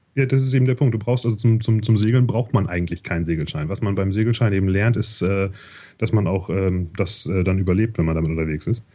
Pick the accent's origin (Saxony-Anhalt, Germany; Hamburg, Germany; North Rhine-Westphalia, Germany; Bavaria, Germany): Hamburg, Germany; moved away as an adult; also born or lived in Canada; now in Zurich, Switzerland; ich komme eigentlich aus Hamburg